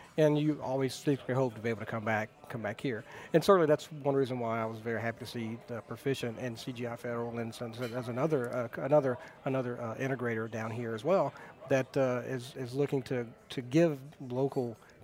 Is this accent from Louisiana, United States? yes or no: yes; Baton Rouge, Louisiana, United States; also born or lived in Texas; I'm originally from the Baton Rouge area. I grew up in Baton Rouge